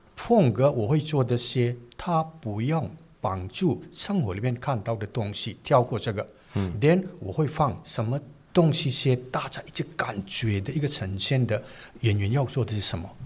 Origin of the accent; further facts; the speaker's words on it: Manipur, India; first language Manipuri; Chinese is a second language; moved away as an adult; also born or lived in New Delhi, India; now in Taiwan; 所以印度我们会这种一个环境长大